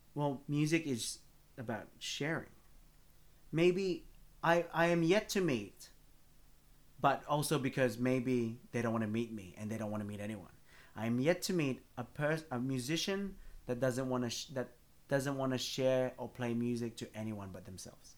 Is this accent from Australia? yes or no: yes; Blacktown, New South Wales, Australia; I grew up out in Blacktown